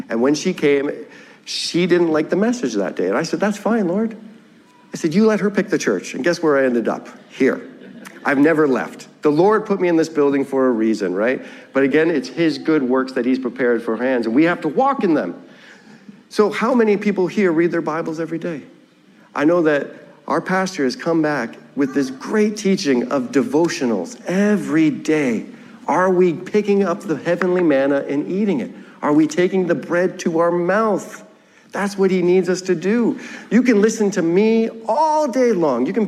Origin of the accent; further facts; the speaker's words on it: Ontario, Canada; moved away; I'm from Ontario